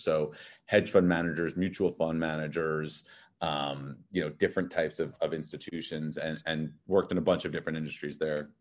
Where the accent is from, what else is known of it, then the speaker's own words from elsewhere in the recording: New York City, New York, United States; moved away as an adult; also born or lived in Massachusetts / Connecticut / Los Angeles; now in Miami, United States; I grew up in Manhattan. I'm actually a third generation Manhattan